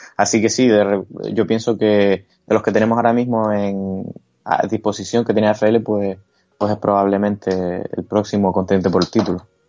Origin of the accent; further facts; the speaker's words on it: Canary Islands, Spain; Yo como canario